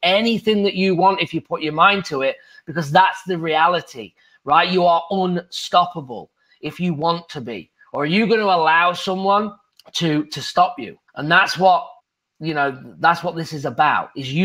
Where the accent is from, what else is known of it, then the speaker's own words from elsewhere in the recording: England, United Kingdom; moved away as an adult; now in United States; I'm from England as a golf pro, moving to the United States, being a real estate investor